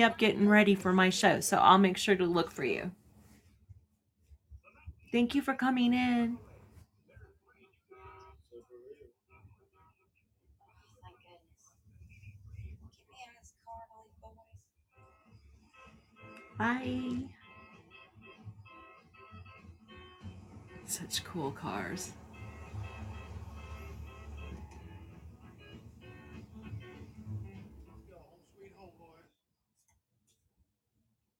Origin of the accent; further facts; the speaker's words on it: California, United States; when I grew up in California